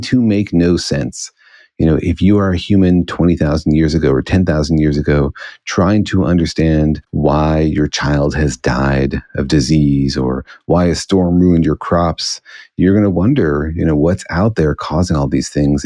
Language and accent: English; Los Alamos, New Mexico, United States; I grew up in Los Alamos, New Mexico